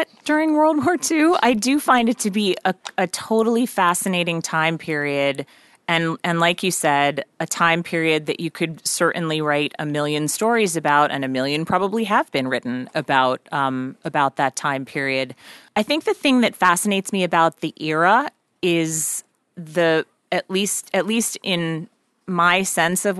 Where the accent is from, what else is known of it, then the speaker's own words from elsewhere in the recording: New York, United States; I grew up out just outside of New York City